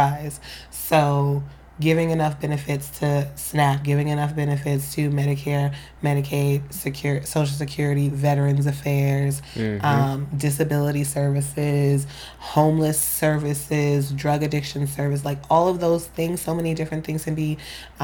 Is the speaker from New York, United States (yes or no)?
yes; New York City, New York, United States; I'm from Queens